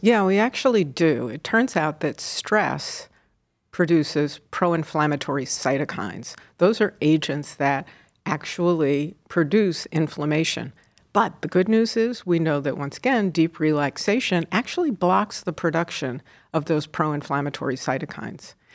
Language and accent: English; New York, United States; moved away as an adult; also born or lived in Seattle; now in Cleveland, United States; I'm originally a New Yorker